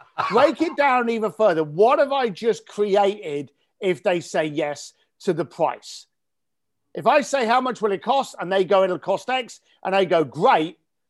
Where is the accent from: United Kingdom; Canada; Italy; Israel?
United Kingdom; believe it or not, while I'm talking to you here as a Brit, I'm in Tuscany. In fact, I'm in Florence